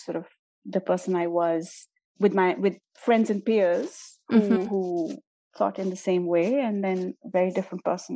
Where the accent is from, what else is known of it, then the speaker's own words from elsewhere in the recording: India; I'm Indian and I grew up in India